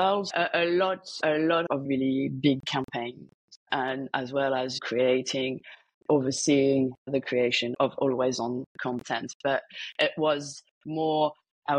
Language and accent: English; France; moved away as an adult; also born or lived in London / Sydney, Australia / Paris; I grew up in France, finished my master's in Paris